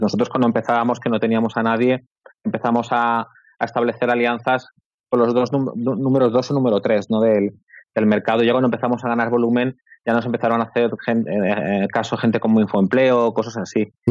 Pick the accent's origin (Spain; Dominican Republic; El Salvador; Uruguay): Spain; Barcelona, Catalonia; Yo soy de Barcelona